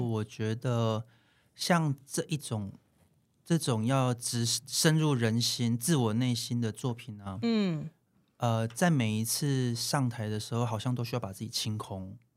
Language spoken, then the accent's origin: Chinese; Taiwan; also born or lived in Japan; 就是我还是台湾人